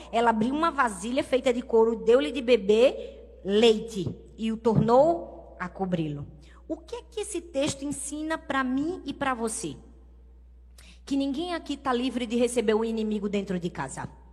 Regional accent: Brazil; Eu vim do Brasil

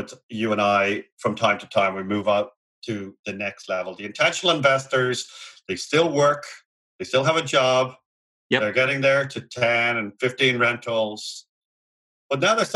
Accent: Ireland; moved away; We're both Irish, and we just simply do not have a 30-year fixed program in our country.

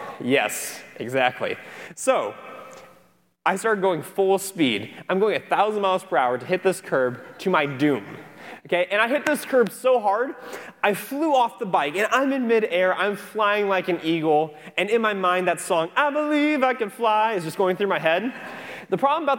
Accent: Cedar Rapids, Iowa, United States; now in Florida, United States; I'm from Cedar Rapids, Iowa

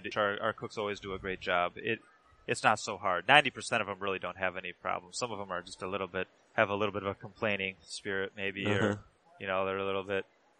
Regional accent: Wisconsin, United States; we're from Wisconsin.

